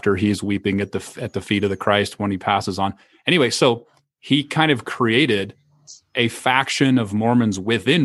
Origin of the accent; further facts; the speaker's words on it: Idaho, United States; growing up in Idaho